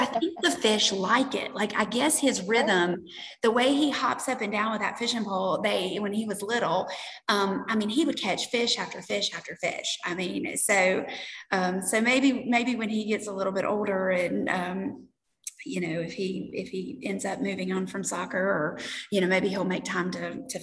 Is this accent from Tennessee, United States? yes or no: yes; Tennessee, United States; moved away as an adult; now in South Carolina, United States; Both Stephen and I are from Tennessee. My family is outside of Memphis in Cairoville